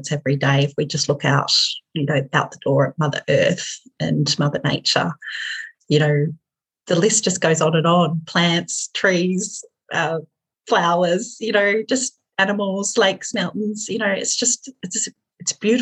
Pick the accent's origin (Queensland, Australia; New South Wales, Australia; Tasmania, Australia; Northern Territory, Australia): Tasmania, Australia; Hobart; moved away as an adult; now in Hamilton, New Zealand; my hometown, which was Hobart.